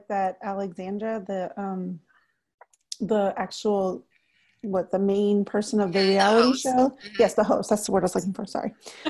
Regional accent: Texas, United States; I'm from Texas, and so we would go camping all the time

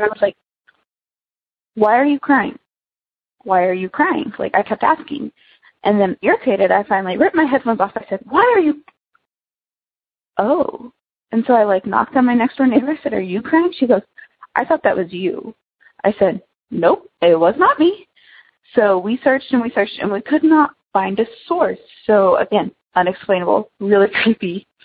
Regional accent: United States; moved away as an adult; now in Wichita, United States; I go to school in Wichita, but my hometown is about an hour away from Branson

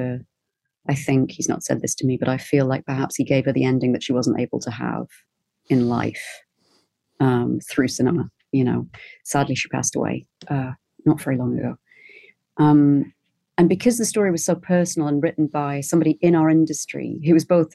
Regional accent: Newcastle upon Tyne, North East England, United Kingdom; moved away; I'm from Newcastle in the northeast of England

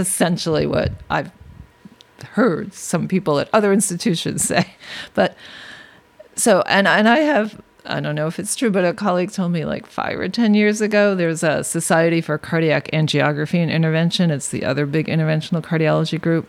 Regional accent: New York City, New York, United States; I grew up in Brooklyn way before it was hip

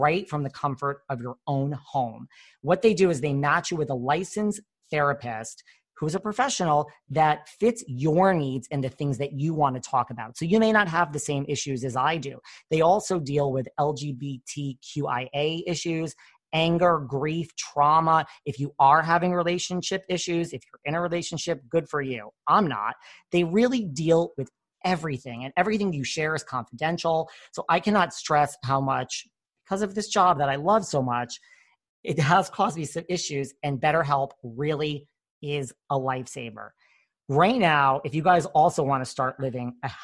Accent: New York, United States; I'm from New York

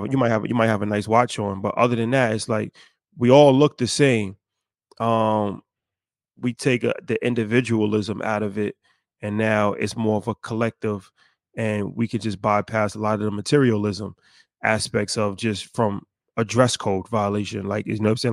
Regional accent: United States; how we were raised in America

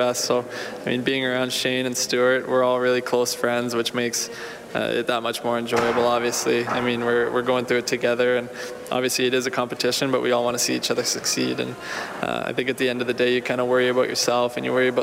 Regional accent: Ontario, Canada; moved away as an adult; also born or lived in Wichita, Kansas; growing up in Ontario

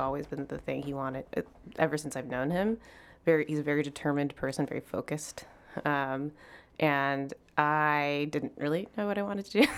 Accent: Chicago, Illinois, United States; I'm between Greek Town and the United Center

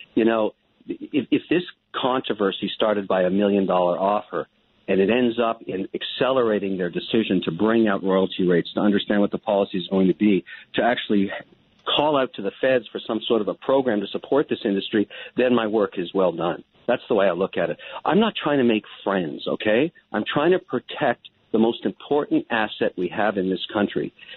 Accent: Canada; I'm a Canadian

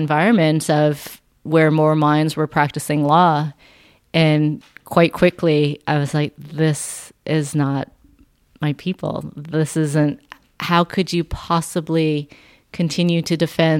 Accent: Vancouver, British Columbia, Canada; I was born and raised here in Vancouver, BC, and then I grew up in the suburbs of Vancouver in North Delta

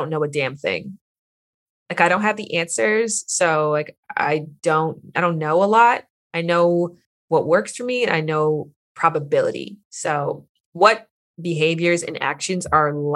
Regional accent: Canada; now in Los Angeles, United States; I'm from Canada

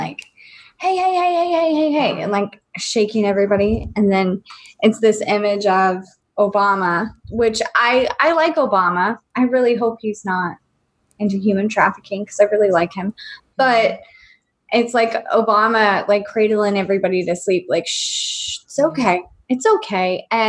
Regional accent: United States; As an American citizen

